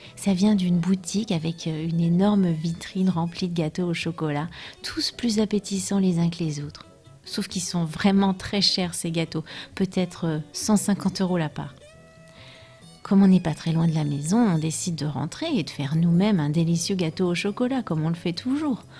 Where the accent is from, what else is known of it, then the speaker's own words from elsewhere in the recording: France; je suis française